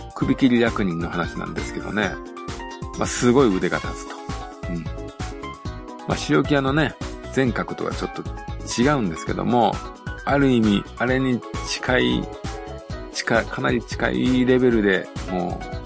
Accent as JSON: {"language": "Japanese", "region": "Tokushima", "country": "Japan", "tie": "born or raised there", "said": "私はあの、徳島出身なんでね"}